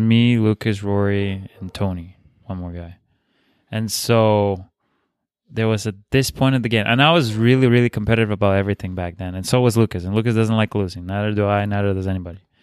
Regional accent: Bulgaria; English is a second language; moved away; I'm from Bulgaria

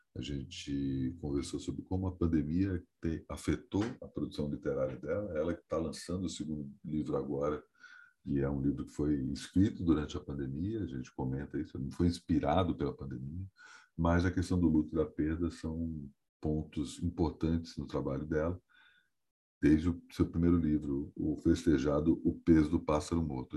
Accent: Brasília, Federal District, Brazil; moved away as an adult; now in São Paulo, Brazil; eu estou na minha terra natal, mais especificamente no meu apartamento natal, né? o apartamento que eu cresci desde a infância

